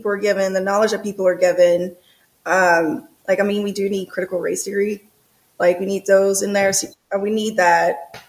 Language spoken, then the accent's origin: English; New Orleans, Louisiana, United States; also born or lived in Georgia; now in Los Angeles, United States; I'm originally from New Orleans, Louisiana. Louisiana, and I bounced around to Georgia, then Georgia for a while. And I'm basically just relocated to Los Angeles and been in Los Angeles ever since.